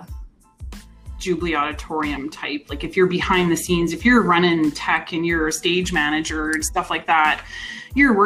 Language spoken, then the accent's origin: English; Spruce Grove, Alberta, Canada; moved away as an adult; now in Calgary, Canada; I grew up in small town Spruce Grove. So I'm an ex-groovy grover. Born and raised there.